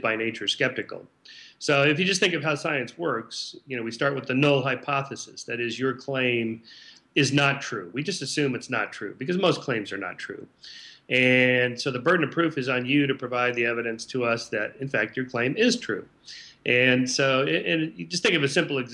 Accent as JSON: {"language": "English", "region": "Southern California", "country": "United States", "tie": "born or raised there", "said": "I grew up in Southern California"}